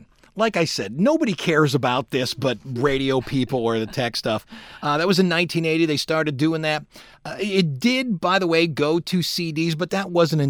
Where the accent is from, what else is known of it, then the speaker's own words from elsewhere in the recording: Cleveland, Ohio, United States; when I was growing up in Cleveland